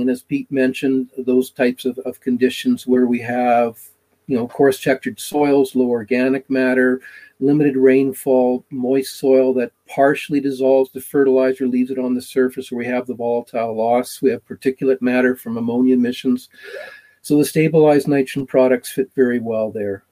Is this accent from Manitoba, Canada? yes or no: yes; Manitoba, Canada; now in Alberta, Canada; growing up in Manitoba and living in, in Alberta now